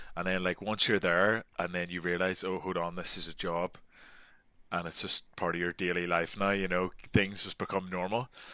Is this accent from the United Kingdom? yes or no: yes; Northern Ireland, United Kingdom; moved away as an adult